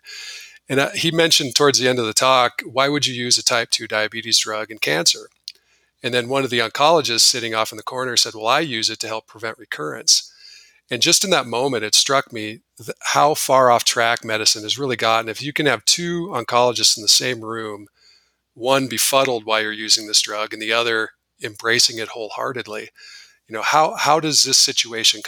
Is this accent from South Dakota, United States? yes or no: yes; Rapid City, South Dakota, United States; my hometown, Rapid City, South Dakota, which is a very small sort of conservative community